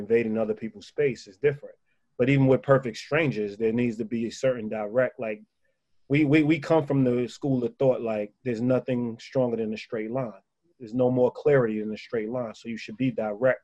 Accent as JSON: {"language": "English", "town": "New York City", "region": "New York", "country": "United States", "tie": "born or raised there", "said": "I'm from Spanish Harlem"}